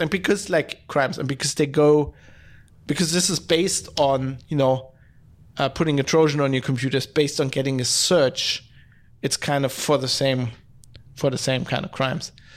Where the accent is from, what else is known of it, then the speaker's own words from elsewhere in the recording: Duisburg, North Rhine-Westphalia, Germany; now in Düsseldorf, Germany; I come from Duisburg, it's a city just north of here